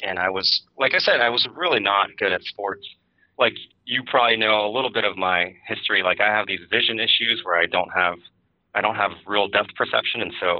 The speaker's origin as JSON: {"language": "English", "town": "Chicago", "region": "Illinois", "country": "United States", "tie": "born or raised there", "also_born_or_lived": "Milwaukee / Madison / Berkeley / Bloomington", "said": "So I grew up in Chicago and Milwaukee and Madison and Berkeley."}